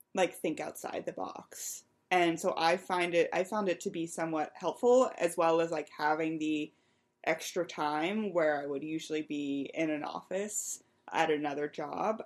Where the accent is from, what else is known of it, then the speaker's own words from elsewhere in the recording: Western Pennsylvania, United States; I grew up in Western Pennsylvania, which may not technically be considered the Midwest, but I lived right on the state line and I could see Ohio from my house